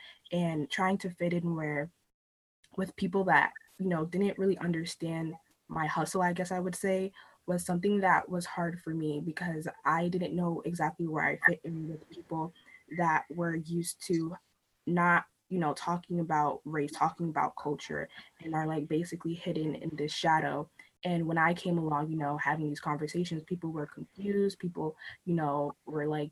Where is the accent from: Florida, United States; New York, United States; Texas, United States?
New York, United States; New York City; now in Connecticut, United States; I grew up in Brooklyn, New York, where I was surrounded by all cultures, all different backgrounds